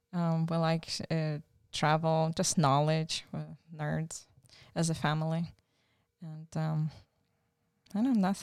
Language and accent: English; Lutsk, Volyn Oblast, Ukraine; moved away; also born or lived in Czechoslovakia; I was born in Soviet Ukraine, in Lutsk, Volyn region, which is western Ukraine, western north part. And I actually grew up in Czechoslovakia. We were a military family.